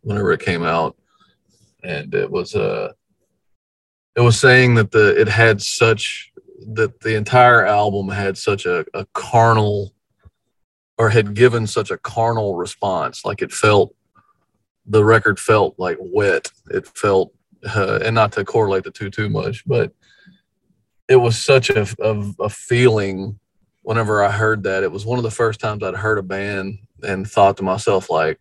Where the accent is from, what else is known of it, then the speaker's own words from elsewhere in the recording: Houston, Texas, United States; we're from Houston